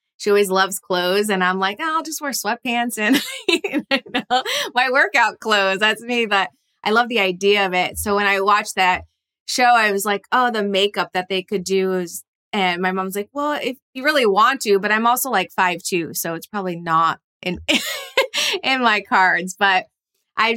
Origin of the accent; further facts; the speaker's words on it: East Coast, United States; moved away as an adult; now in California, United States; I'm actually from the East Coast originally